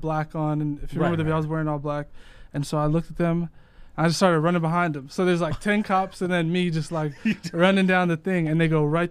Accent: Worcester, Massachusetts, United States; Originally from Worcester, Massachusetts.

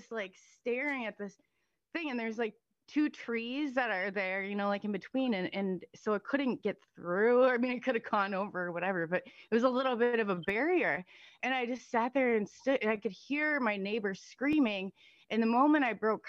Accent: Iowa, United States; I'm from Iowa

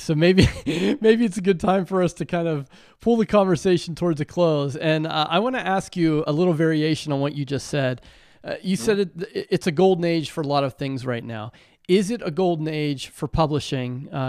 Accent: Western Pennsylvania, United States; growing up in Western Pennsylvania

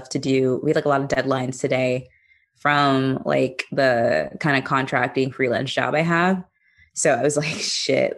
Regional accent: Maryland, United States; I'm from Maryland.

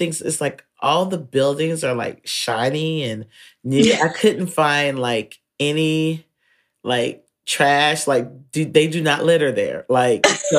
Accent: North Carolina, United States; I'm from North Carolina

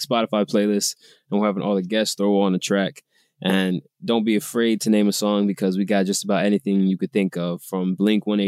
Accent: New York, United States; I'm from New York

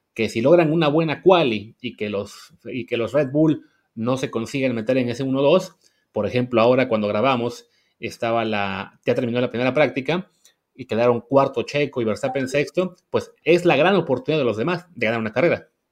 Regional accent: Mexico; nosotros como público mexicano

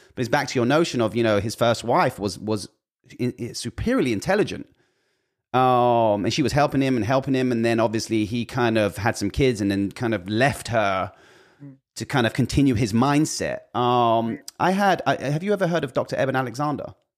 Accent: United Kingdom; being British

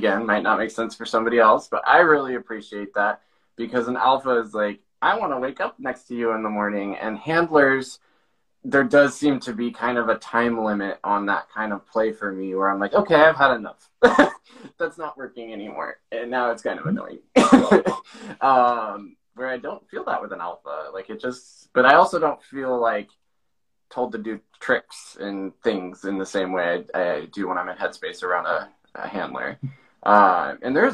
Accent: Montana, United States; moved away; coming from Montana

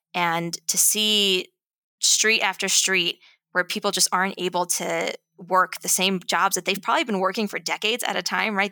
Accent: New York City, New York, United States; my hometown itself was started by World War Two veterans

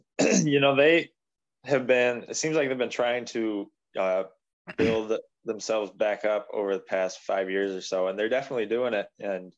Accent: Cortland, New York, United States; And I'm originally from Cortland, and their crosstown rival is Homer.

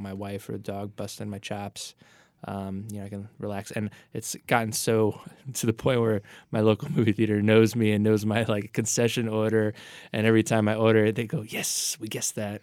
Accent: New York City, New York, United States; moved away as an adult; also born or lived in New Jersey; I'm a Staten Islander

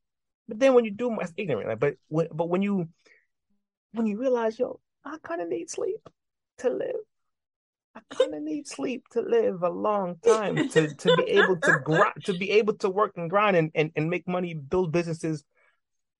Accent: New York City, New York, United States; I'm from New York. You know what I mean? I'm from the borough. You know what I'm saying? We're from New York City.

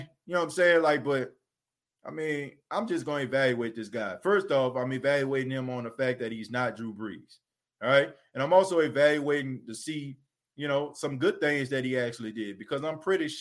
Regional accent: New Orleans, Louisiana, United States; growing up in New Orleans, man, good, bad, and different, I've been a Saints fan

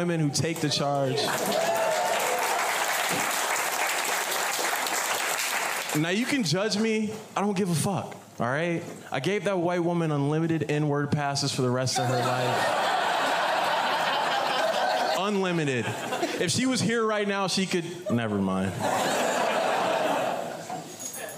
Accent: Manassas, Virginia, United States; now in Portland, United States; I'm from Manassas, Virginia

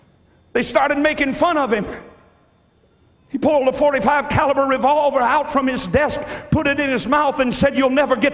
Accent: Ireland; Well, I'm Irish. Well, it's just the way our people do.

